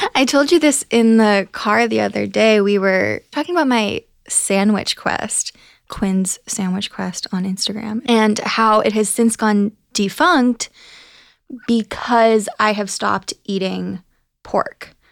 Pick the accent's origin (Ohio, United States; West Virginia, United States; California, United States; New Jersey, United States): Ohio, United States; now in New York, United States; I'm from Ohio